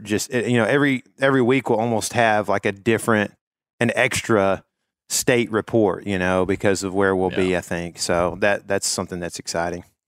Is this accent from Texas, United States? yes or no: yes; Northeast Texas, United States; I am also from Northeast Texas